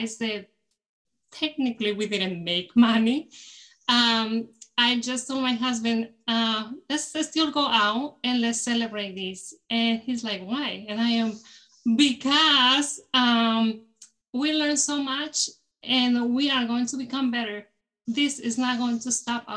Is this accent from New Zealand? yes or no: no; Mexico; moved away as an adult; now in United States; I was born in Mexico and I grew up there. So I came here to the US